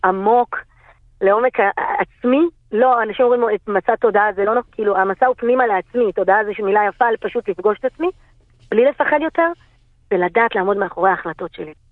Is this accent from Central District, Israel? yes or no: no; Bnei Brak, Tel Aviv District, Israel; אני גדלתי בבני ברק